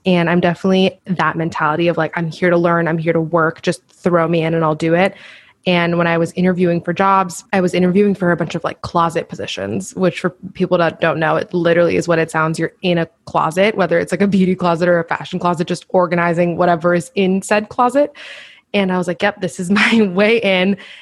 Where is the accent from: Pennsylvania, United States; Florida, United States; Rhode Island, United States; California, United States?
Florida, United States; Miami; moved away as an adult; also born or lived in Washington, D.C.; I grew up also in Miami